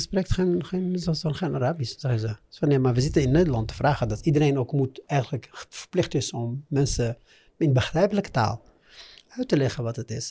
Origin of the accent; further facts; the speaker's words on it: Morocco; Dutch is a second language; moved away as an adult; also born or lived in Amsterdam, Netherlands / Meknes, Morocco; Ik eh, ben opgegroeid in Marokko eh, en ik heb ook mijn schoolcarrière in Marokko